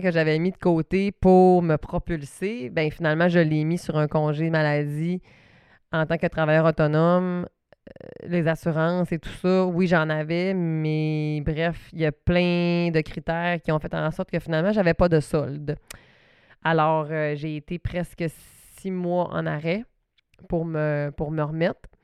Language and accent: French; Saguenay, Quebec, Canada; accent: Saguenay; mon petit accent du Saguenay